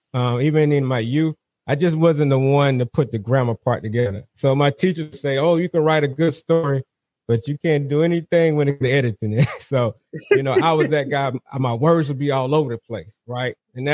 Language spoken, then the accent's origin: English; South Carolina, United States; now in North Carolina, United States; I'm originally from South Carolina. I'm hailing out of North Carolina currently right now. Military brat.